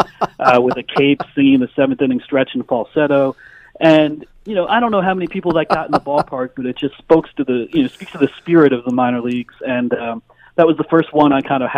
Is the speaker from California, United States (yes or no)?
no; Pennsylvania, United States; I grew up in Pennsylvania